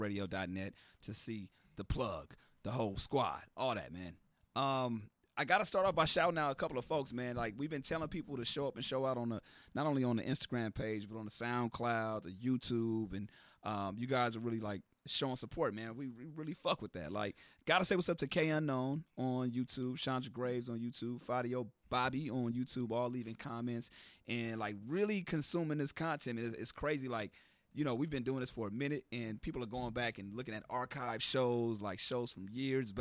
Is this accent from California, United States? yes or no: yes; Carson, California, United States; I'm from Carson